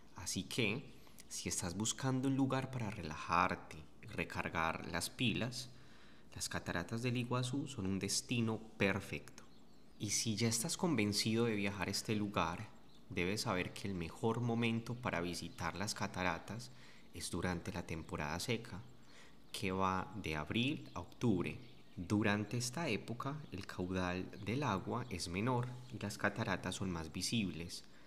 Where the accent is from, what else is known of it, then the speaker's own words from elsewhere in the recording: Medellín, Antioquia, Colombia; Soy de Medellín, Colombia